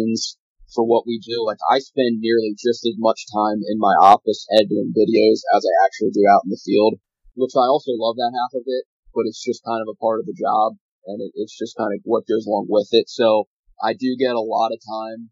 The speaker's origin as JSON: {"language": "English", "area": "Lancaster County", "region": "Pennsylvania", "country": "United States", "said": "I'm from Lancaster County, Pennsylvania, here in the southeastern part of the state."}